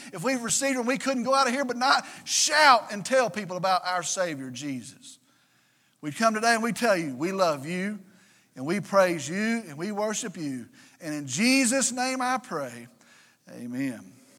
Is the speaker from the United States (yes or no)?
yes; Vernon, Texas, United States; They came from Vernon. They came from Wilbarger County. That's my hometown.